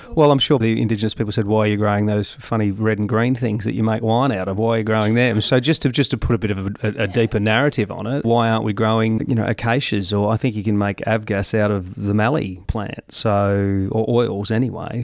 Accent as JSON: {"language": "English", "town": "Gol Gol", "region": "New South Wales", "country": "Australia", "tie": "born or raised there", "moved": "as an adult", "lives_now": "Mildura, Australia", "said": "I was born and bred in Golgol, Italian father, Anglo mum"}